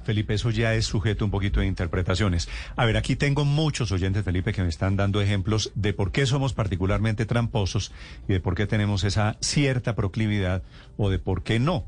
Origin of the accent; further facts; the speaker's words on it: Colombia; todos somos colombianos